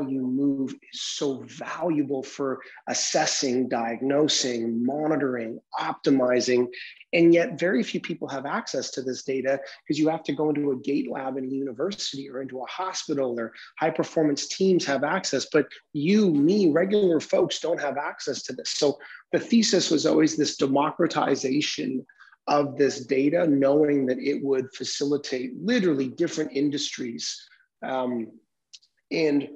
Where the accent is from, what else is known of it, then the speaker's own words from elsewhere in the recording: Vancouver, British Columbia, Canada; I am born and raised in Vancouver, Canada